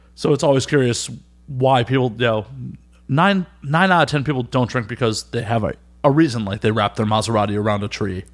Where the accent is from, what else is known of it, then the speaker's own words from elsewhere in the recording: Midwest, United States; now in New York, United States; I'm from the Midwest